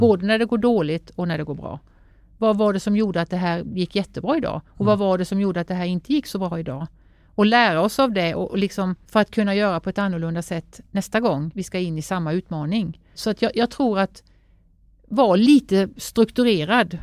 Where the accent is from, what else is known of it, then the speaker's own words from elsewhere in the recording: Sävsjö, Jönköping County, Sweden; hemma i Sävsjö där jag är uppvuxen